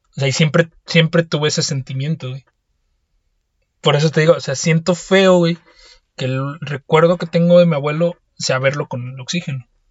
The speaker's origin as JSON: {"language": "Spanish", "country": "Mexico", "said": "yo que soy mexicano"}